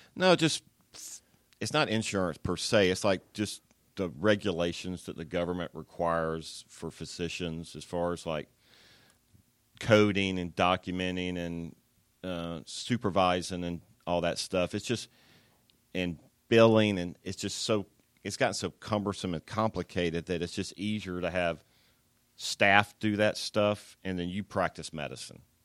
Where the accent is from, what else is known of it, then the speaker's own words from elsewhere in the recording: Atlanta, Georgia, United States; I was born in Atlanta, so I grew up in the south side of Atlanta